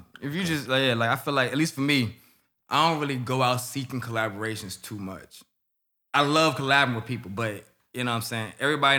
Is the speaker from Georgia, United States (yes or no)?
yes; Atlanta, Georgia, United States; that's where I'm from. For sure.